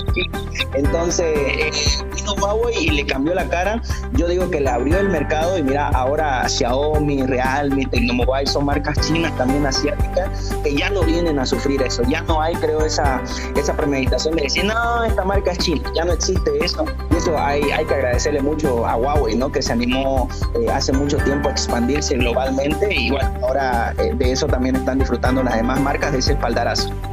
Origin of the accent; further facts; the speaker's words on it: Bolivia; yo también soy boliviano